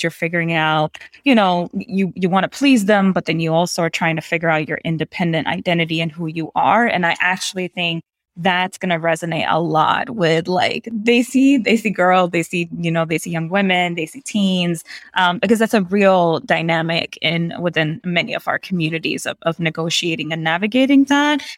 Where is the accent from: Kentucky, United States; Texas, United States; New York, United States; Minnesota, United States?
New York, United States; New York City; I grew up in New York City around nine eleven.